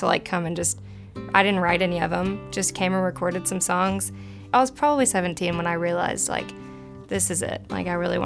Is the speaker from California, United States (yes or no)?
no; Little Rock, Arkansas, United States; moved away as an adult; now in Nashville, United States; I'm originally from Little Rock, Arkansas, born and raised, moved to Nashville about 2 years ago to pursue music